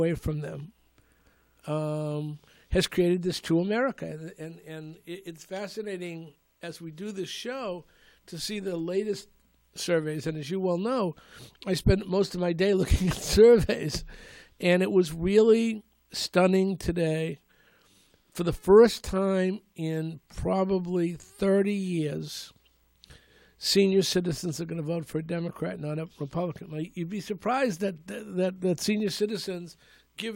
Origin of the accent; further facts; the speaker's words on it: Malden, Massachusetts, United States; I grew up in Malden. You know, growing up in Suffolk Square